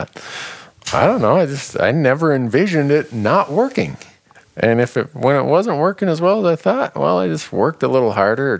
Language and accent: English; Minnesota, United States; Where I grew up in Minnesota